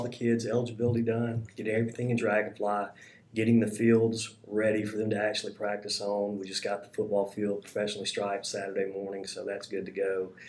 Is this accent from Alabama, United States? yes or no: yes; Huntsville, Alabama, United States; I'm from Huntsville. Worked in Huntsville for 15 years, teacher, coach, assistant principal.